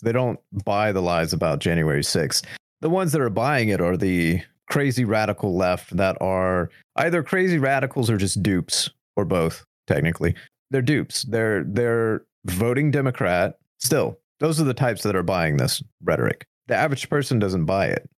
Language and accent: English; United States; just the average American